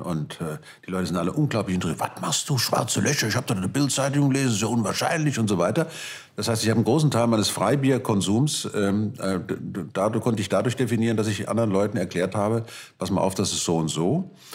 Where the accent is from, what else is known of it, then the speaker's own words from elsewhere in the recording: Germany; als Deutscher